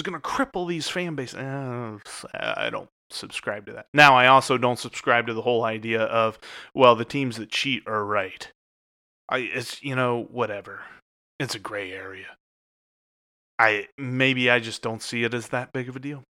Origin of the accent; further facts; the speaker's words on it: Cincinnati, Ohio, United States; Being here in Cincinnati in February, I love my hometown